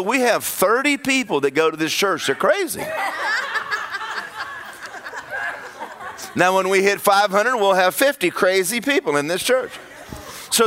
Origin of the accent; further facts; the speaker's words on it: Georgia, United States; moved away as an adult; now in Orlando, United States; I'm from Georgia